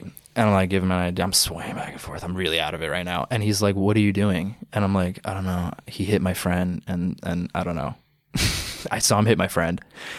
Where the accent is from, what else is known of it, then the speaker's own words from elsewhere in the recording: Long Island, New York, United States; I'm from Long Island